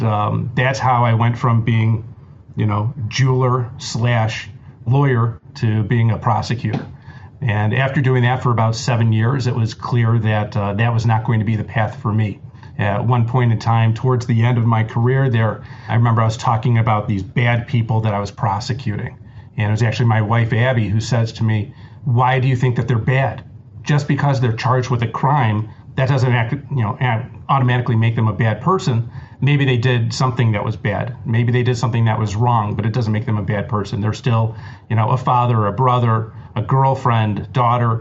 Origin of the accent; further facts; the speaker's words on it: Cleveland, Ohio, United States; growing up in Cleveland, my family owned a jewelry store